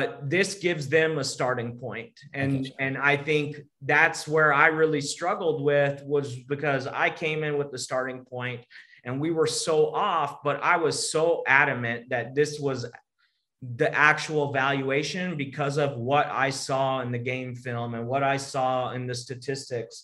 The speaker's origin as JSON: {"language": "English", "region": "Texas", "country": "United States", "said": "I'm from Texas"}